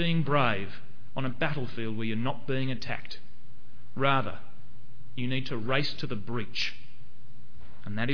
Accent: Hobart, Tasmania, Australia; moved away; I used to go to a church in Hobart, in Sandy Bay. That's where I come from. I'm from Tasmania.

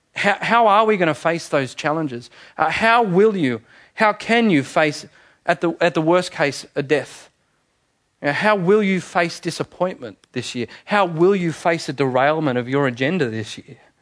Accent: Manly, New South Wales, Australia; I was born in Manly Hospital

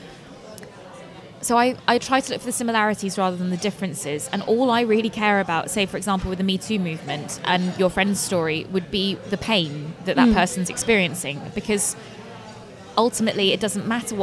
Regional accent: Cambridge, East of England, United Kingdom; I'm from Cambridge

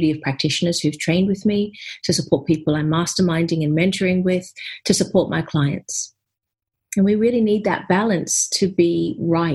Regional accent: Australia; now in United Kingdom; I'm here in the UK, even though I'm an Aussie.

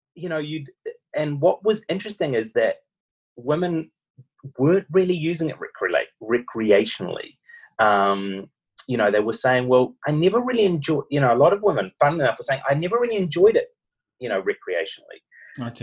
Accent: New Zealand; accent: Kiwi; now in Australia; my Kiwi accent

